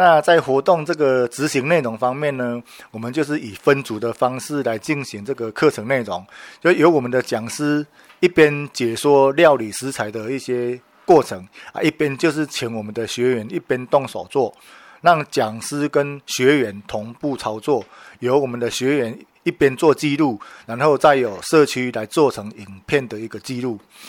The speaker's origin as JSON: {"language": "Chinese", "town": "Zhushan", "region": "Nantou County", "country": "Taiwan", "said": "那像我们竹山就是特产的竹子、茶叶，还有那个番薯，就是我们竹山的特产。"}